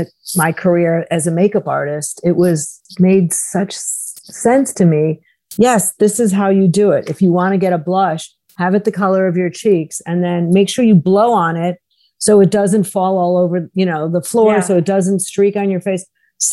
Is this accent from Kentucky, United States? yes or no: no; Chicago, Illinois, United States; at Marshall Fields, the department store where I grew up in Chicago.